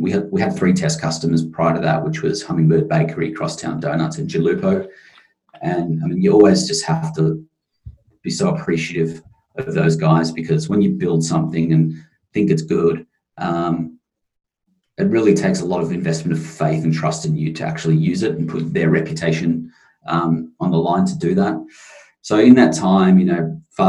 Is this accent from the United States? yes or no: no; rural Victoria, Australia; moved away as an adult; also born or lived in Melbourne; now in London, United Kingdom; I grew up in on the other side of Victoria, but a long way out of the city, you know, with a lot of farms and that.